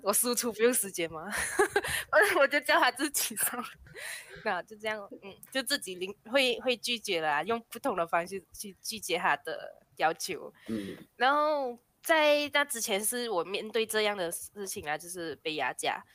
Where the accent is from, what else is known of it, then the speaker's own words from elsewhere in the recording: Malaysia; 我是马来西，来自马来西亚的